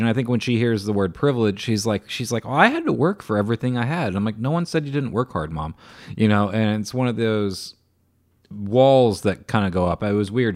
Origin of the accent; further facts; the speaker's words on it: Beavercreek, Ohio, United States; also born or lived in Dayton, Ohio / Xenia, Ohio / Fairborn, Ohio; I grew up in all of them, but I, I grew up in Beaver Creek